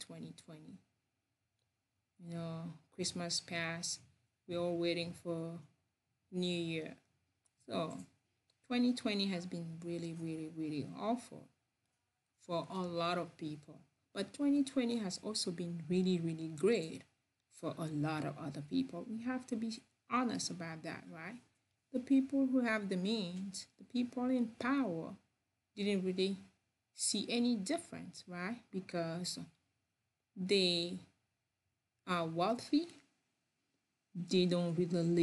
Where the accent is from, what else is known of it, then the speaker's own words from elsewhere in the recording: Cameroon; English is a second language; also born or lived in France; now in United States; I'm from Cameroon. I was born over there, and then I spent a lot of time in other part of the world, but I am from Cameroon.